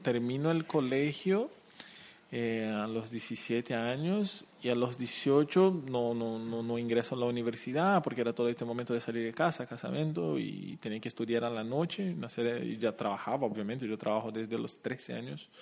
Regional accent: Curitiba, Paraná, Brazil; Spanish is a second language; moved away as an adult; also born or lived in Chile; now in Asunción, Paraguay; yo soy de Curitiba

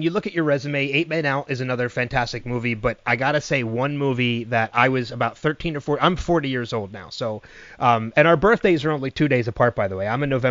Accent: New Jersey, United States; now in near Philadelphia, United States; I live right outside of Philadelphia, so you would think I'd be a Flyers fan. And I am, because they're the hometown team. But because I grew up in New Jersey, I'm a Devils fan.

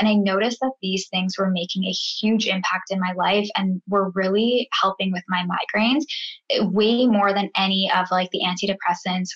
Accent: Guelph, Ontario, Canada; moved away as an adult; now in Vancouver, Canada; I am originally from Guelph, Ontario, but I just moved to Vancouver, BC

